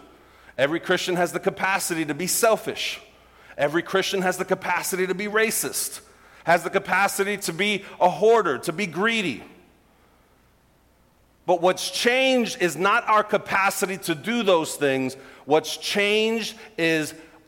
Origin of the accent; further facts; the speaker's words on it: New York City, New York, United States; I grew up in Brooklyn